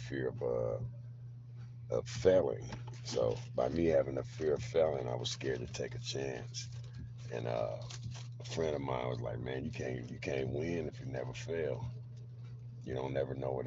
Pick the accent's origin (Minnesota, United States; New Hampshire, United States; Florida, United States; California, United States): California, United States; Berkeley; moved away as an adult; also born or lived in Puerto Rico; now in Sacramento, United States; I was raised in Berkeley, California.